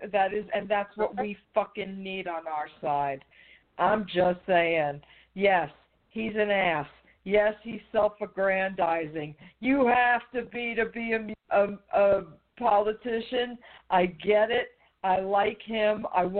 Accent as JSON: {"language": "English", "region": "New York", "country": "United States", "said": "I'm from New York"}